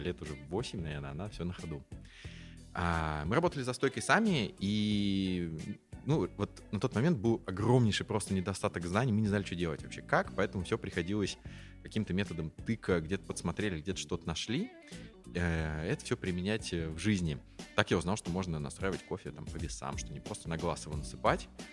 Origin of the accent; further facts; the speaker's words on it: Saint Petersburg, Russia; also born or lived in Tver; я почти всю сознательную жизнь э, в Петербурге, ну, вернее как, я родился в Твери, и, как мне почему-то нравится говорить, э, когда мне исполнился год, я все бросил и переехал в Питер.